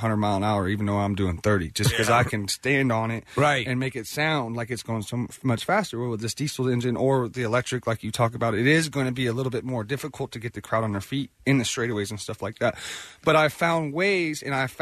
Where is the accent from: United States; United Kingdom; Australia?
United States; Houston, Texas; I grew up in Houston, Texas